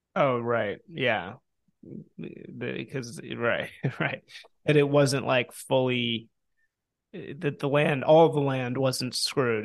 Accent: Chicago, Illinois, United States; moved away as an adult; also born or lived in New Orleans; I grew up in Chicago

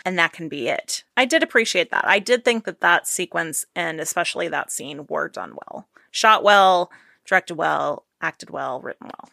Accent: Maine, United States; I'm from Maine

